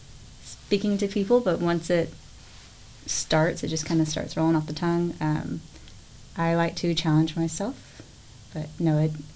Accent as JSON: {"language": "English", "town": "Willis", "region": "Texas", "country": "United States", "tie": "born or raised there", "also_born_or_lived": "College Station, Texas", "said": "I grew up in Willis, but at the time my father worked in College Station."}